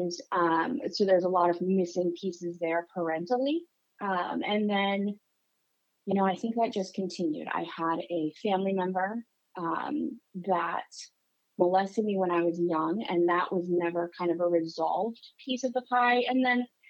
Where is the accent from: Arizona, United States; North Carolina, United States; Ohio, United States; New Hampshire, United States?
New Hampshire, United States; I grew up in New Hampshire, tiny little town in the Northeast.